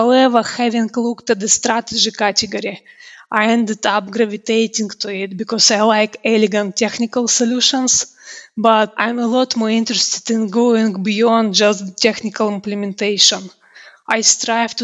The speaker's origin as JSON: {"language": "English", "country": "Russia", "moved": "yes", "lives_now": "United Kingdom", "said": "I'm originally from Russia. Now I live and work in the UK"}